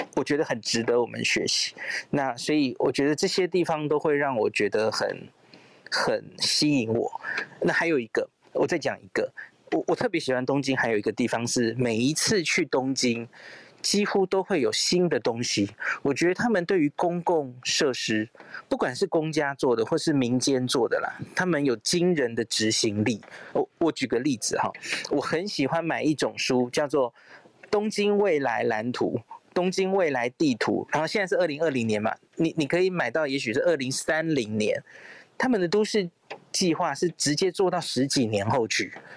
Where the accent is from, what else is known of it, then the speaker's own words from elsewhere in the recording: Taipei, Taiwan; 我是从小在台北长大的小孩